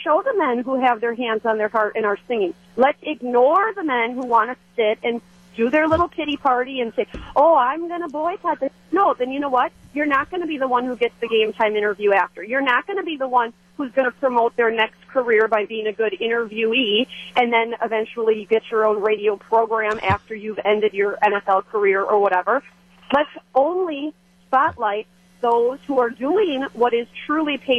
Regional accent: Green Bay, Wisconsin, United States; I was born and raised in Green Bay

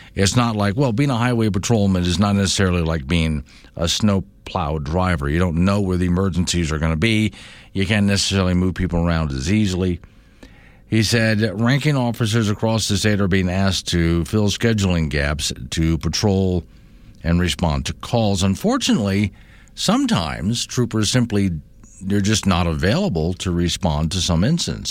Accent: Sanibel, Florida, United States; now in Wyoming, United States; That's where I'm from, it's where I grew up

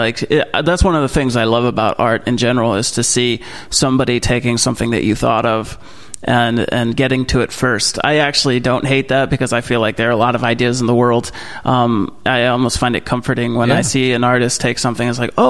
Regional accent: Manhattan, New York, United States; also born or lived in New Jersey; grew up a little bit in Manhattan, so it wasn't too much of a culture shock. I wasn't born in Vermont. I was born in New Jersey, so I'm kind of all over the place.

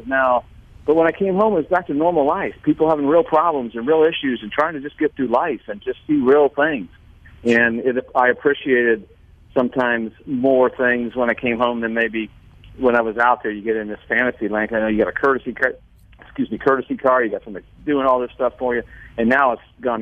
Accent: Indiana, United States; also born or lived in Pennsylvania; now in Mississippi, United States; even though I was born in Pennsylvania, I lived there a month, I grew up in Indiana

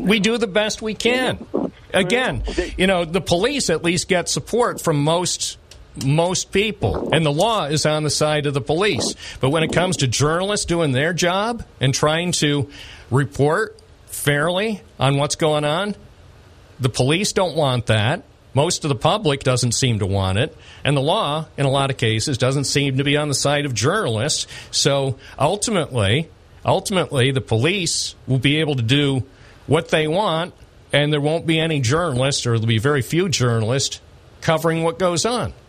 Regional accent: United States; When I grew up in America

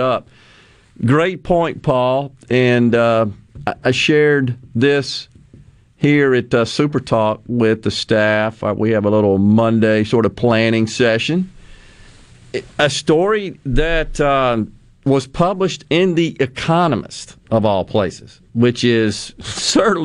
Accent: Mississippi, United States; my home state.

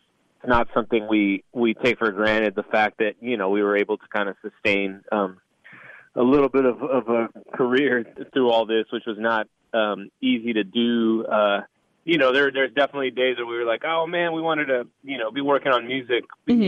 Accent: South Texas, United States; I'm born and raised in South Texas

